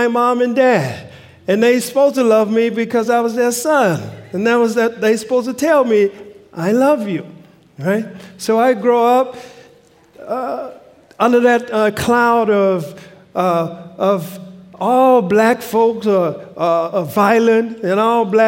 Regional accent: Louisiana, United States; now in Pacific Northwest, United States; I'm from the South, from Louisiana. And growing up in Louisiana

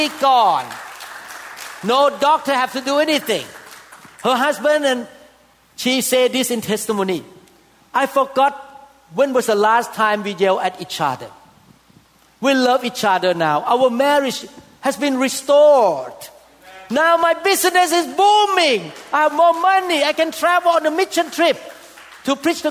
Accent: Thailand; moved away; I came from Thailand. And I know that Thailand people worship idols big time

